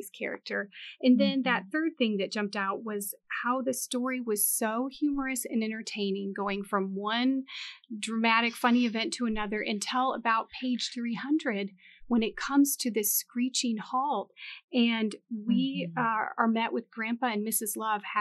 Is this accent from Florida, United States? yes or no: no; Montana, United States; now in Southern US; I was not raised a Southern girl. So I was born in Montana.